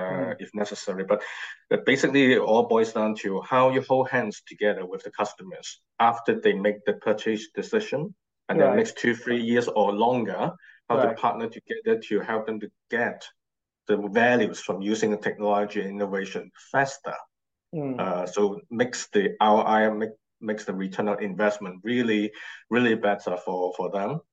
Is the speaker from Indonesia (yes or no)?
no; Hong Kong; moved away as an adult; now in London, United Kingdom; I'm from Hong Kong originally, and now the past 2 years I now physically relocated and based in London, UK.